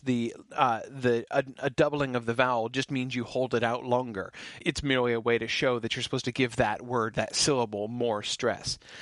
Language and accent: English; United States; I'm an American